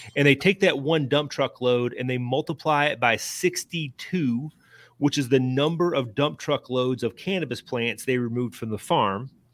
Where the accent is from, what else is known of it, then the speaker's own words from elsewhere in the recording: Lebanon, Kentucky, United States; Marion County, Lebanon, uh, my hometown